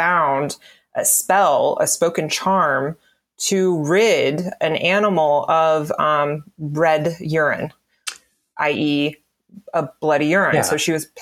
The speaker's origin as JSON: {"language": "English", "region": "the South", "country": "United States", "tie": "born or raised there", "said": "I have Appalachian, Pennsylvania Dutch, and I was raised in the South"}